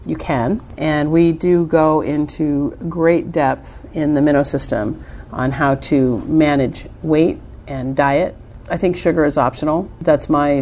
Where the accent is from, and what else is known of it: United States